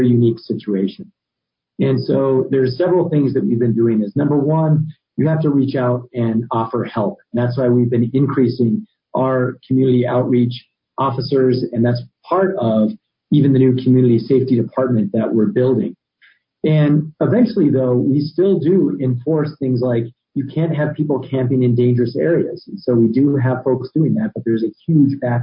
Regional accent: Albuquerque, New Mexico, United States; born and raised in Albuquerque

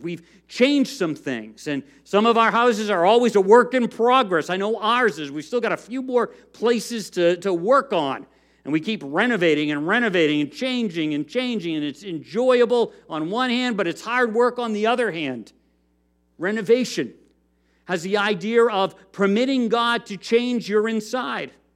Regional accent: United States; as Americans, as American Christians

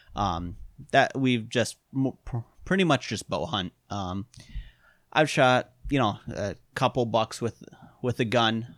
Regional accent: Wisconsin, United States; also born or lived in Iron Mountain, Michigan; I'm from Wisconsin

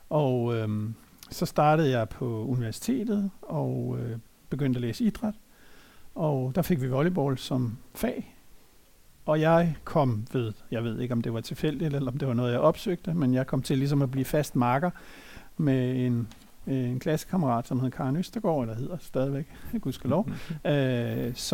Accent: Copenhagen, Capital Region of Denmark, Denmark; jeg er født og opvokset i København i Brøndshøj

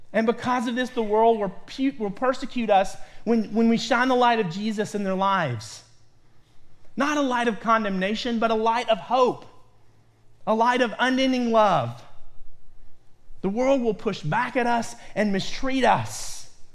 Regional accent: Lexington, Kentucky, United States; now in Ohio, United States; grew up in my, most of my early life in central Kentucky, in Lexington, Kentucky

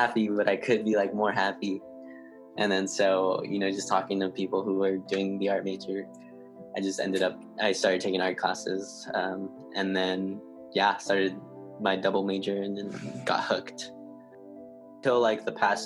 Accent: Los Angeles, California, United States; moved away; I'm from LA. I'm from South Central, which is like a low-income community

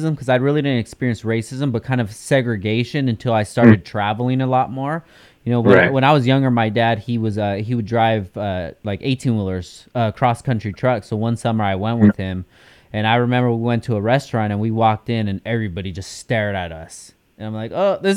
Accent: California, United States; As fortunate as we are to be from California

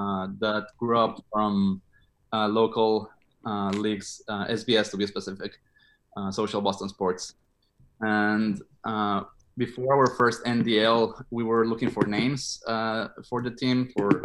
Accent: Mexico; moved away as an adult; now in United States; I'm originally from Mexico. Came here to the United States to study computer science at MIT. And after that, I stayed for work.

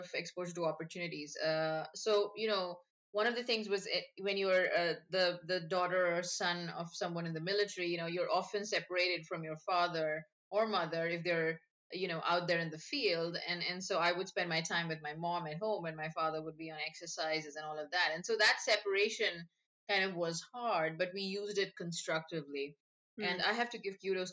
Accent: Kolkata, West Bengal, India; moved away as an adult; also born or lived in Delhi; now in United States; I grew up in India. I'm from Calcutta, and that's my hometown.

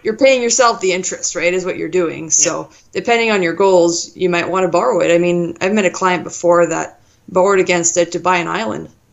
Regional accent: Thunder Bay, Ontario, Canada; I'm from Thunder Bay, so up north in Ontario

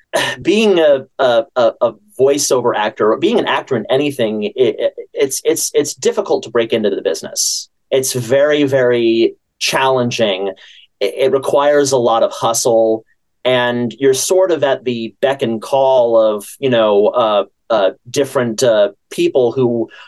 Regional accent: San Francisco, California, United States; I'm from California, the San Francisco area, and I started taking classes in San Francisco when I was about 14

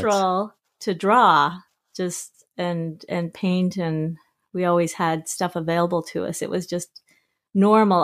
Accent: South Jordan, Utah, United States; moved away as an adult; also born or lived in Salt Lake City, Utah / New York; now in Victoria, Canada; I actually was born in Salt Lake, uh, raised mostly in South Jordan, Utah

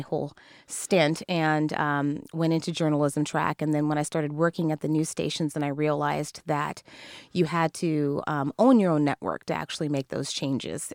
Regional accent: Kirkland, Washington, United States; growing up in Kirkland

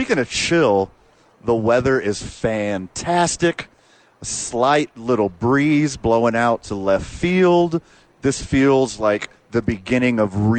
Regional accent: Texas, United States; I'm from Texas, born and raised.

